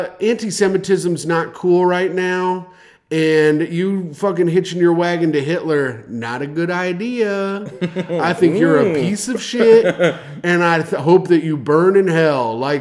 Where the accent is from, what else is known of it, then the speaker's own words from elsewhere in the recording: Indianapolis, Indiana, United States; moved away; Yeah, but we're from Indianapolis.